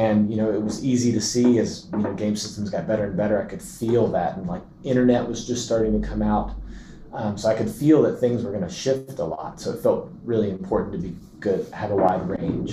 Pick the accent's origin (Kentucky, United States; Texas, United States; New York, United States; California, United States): Kentucky, United States; Lexington; I was born in Lexington, Kentucky, and into a family that was very musical